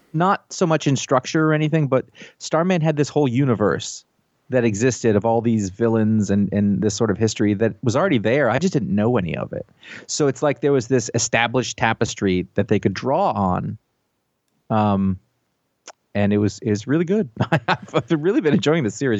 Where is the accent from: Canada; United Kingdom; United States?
United States; I'm American